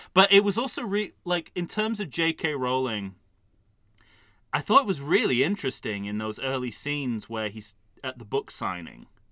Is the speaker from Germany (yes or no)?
no; United Kingdom; as a Brit